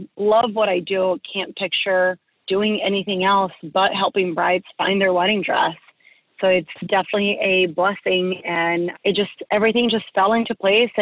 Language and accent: English; Gainesville, Florida, United States; I grew up in Gainesville, Florida